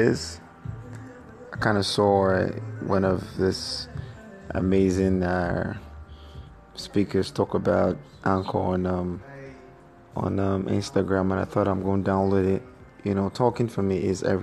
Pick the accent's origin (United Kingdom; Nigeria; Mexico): Nigeria; I'm Yoruba, I'm from Nigeria here